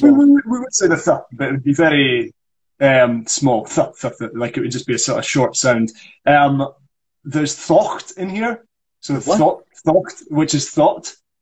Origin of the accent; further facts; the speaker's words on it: Scotland, United Kingdom; accent: northeast of Scotland; first language Scots; being from Scotland